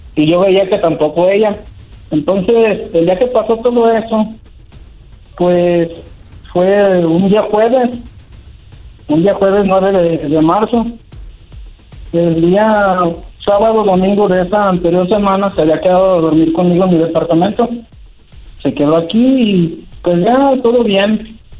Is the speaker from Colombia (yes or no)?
no; San Francisco del Rincón, Guanajuato, Mexico; Yo soy de aquí de San Francisco del Rincón, Guanajuato